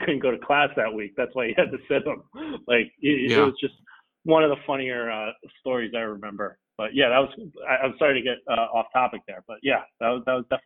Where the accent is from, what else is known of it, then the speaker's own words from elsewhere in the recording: Long Island, New York, United States; moved away; I grew up here in Long Island